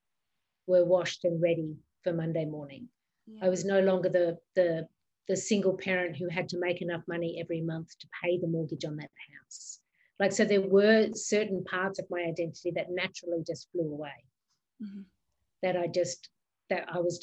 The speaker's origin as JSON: {"language": "English", "country": "Australia", "tie": "born or raised there", "also_born_or_lived": "New York", "moved": "yes", "said": "I was born in Australia. That's where my mum lives."}